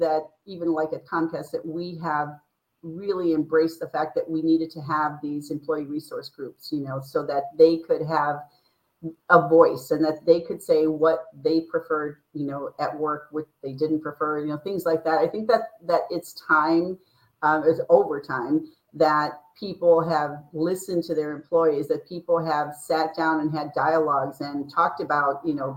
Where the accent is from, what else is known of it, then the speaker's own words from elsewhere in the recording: United States; I'm from here